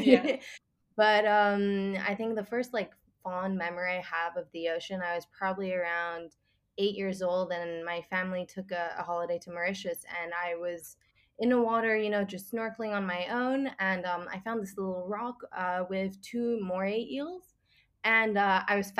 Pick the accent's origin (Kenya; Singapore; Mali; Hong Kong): Singapore; also born or lived in Switzerland; I'm originally from Switzerland, but I moved to Singapore when I was 5, and I've lived here for almost 13 years